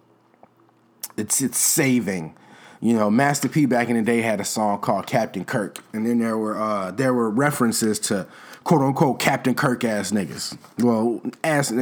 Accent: Chicago, Illinois, United States; I'm from Chicago

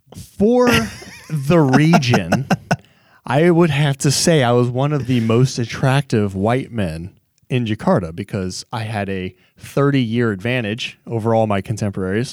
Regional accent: Texas, United States; growing up in Texas

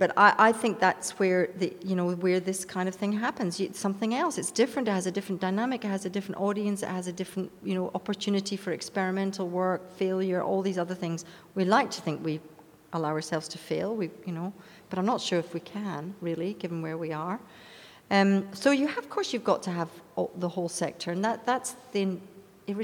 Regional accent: United Kingdom; moved away; I'm from Britain

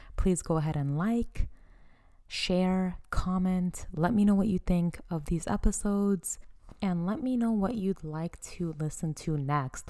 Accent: United States; I am from Afghan descent. So I have an Afghan background and I was born and raised in America

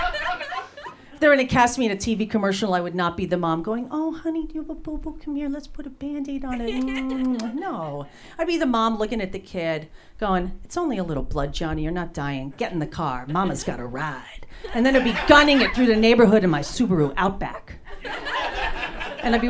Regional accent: New Jersey, United States; now in Los Angeles, United States; I was born and raised in New Jersey.

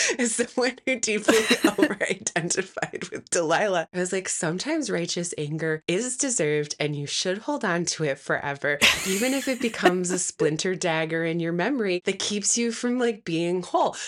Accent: Midwest, United States; a Midwesterner

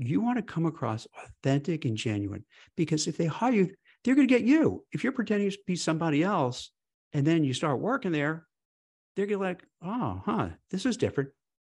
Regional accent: New York City, New York, United States; I grew up in Brooklyn, New York, and, you know, fast, you know, New York, you talk fast.

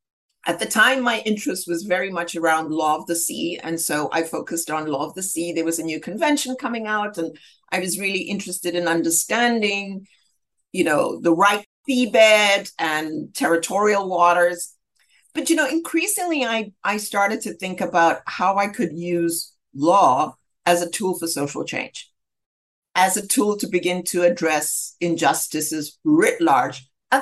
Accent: Zambia; And so I grew up in Zambia and was at a very early age aware of the ills of apartheid and discrimination.

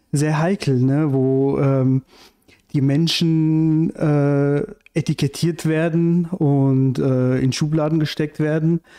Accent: Iran; now in Germany; Also ich komme ursprünglich aus dem Iran und ähm, bin 1990 mit meiner Mutter nach Deutschland gekommen

